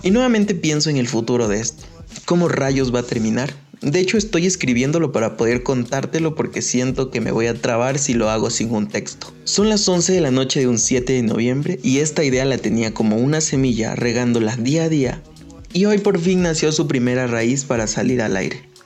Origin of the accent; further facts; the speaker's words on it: Ecuador; mi país, Ecuador.